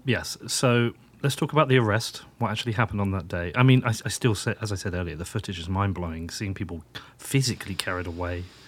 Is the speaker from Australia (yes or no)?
no; United Kingdom; I'm British